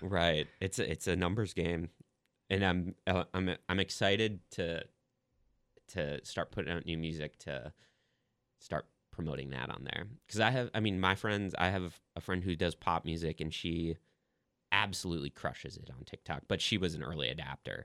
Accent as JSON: {"language": "English", "town": "Sauk Rapids", "region": "Minnesota", "country": "United States", "tie": "born or raised there", "moved": "as an adult", "lives_now": "Nashville, United States", "said": "my experience growing up in Minnesota"}